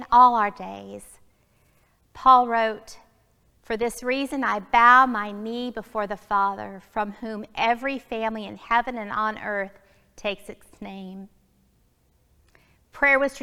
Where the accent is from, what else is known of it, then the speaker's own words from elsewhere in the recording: Alabama, United States; now in Springfield, United States; growing up in Alabama